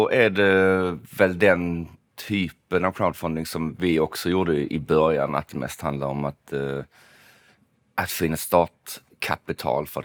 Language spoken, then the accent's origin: Swedish; Malmö, Skåne, Sweden; För att jag är från Malmö och det låter apart konstigt att säga.